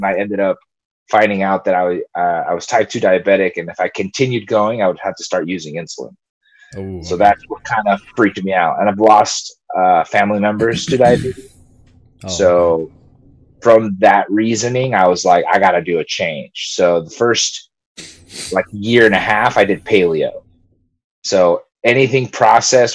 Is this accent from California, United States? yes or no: yes; Long Beach, California, United States; first language Spanish; English is a second language; I live, born and raised in Long Beach, California